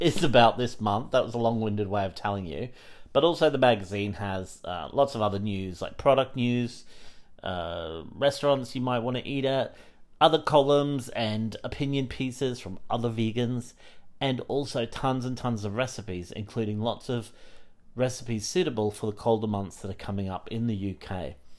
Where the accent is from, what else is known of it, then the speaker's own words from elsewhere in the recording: Australia; now in United Kingdom; I grew up in Australia